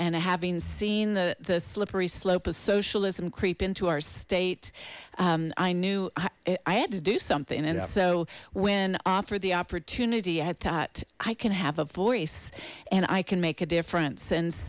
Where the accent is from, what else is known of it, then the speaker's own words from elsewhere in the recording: East Coast, United States; And I grew up on the East Coast for the most part, and so was surrounded by the historical battle sites of Gettysburg and Yorktown and the places, all the monuments.